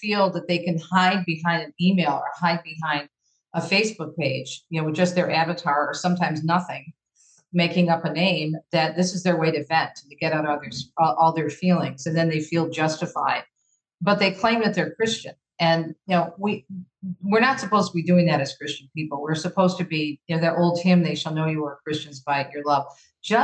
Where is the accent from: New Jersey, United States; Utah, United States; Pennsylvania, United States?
New Jersey, United States; Jersey City; moved away; I was born on the East Coast in Jersey City